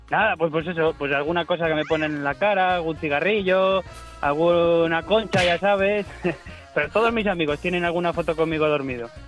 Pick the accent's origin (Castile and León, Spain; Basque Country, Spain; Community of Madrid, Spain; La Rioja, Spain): Castile and León, Spain; Valladolid; now in Segovia, Spain; Te llamo desde Segovia, pero yo soy de Valladolid.